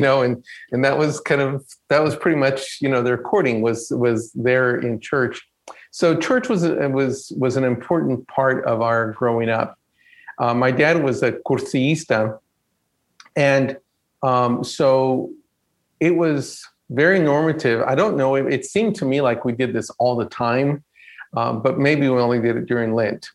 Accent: Stafford, Texas, United States; moved away as an adult; also born or lived in Mexico; now in California, United States; I grew up in a small town, um, Stafford, Texas, outside of Houston

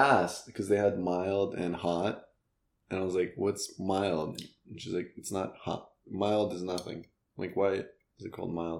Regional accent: Russia; accent: Russian; English is a second language; I think when I sing, like, my Russian accent comes out

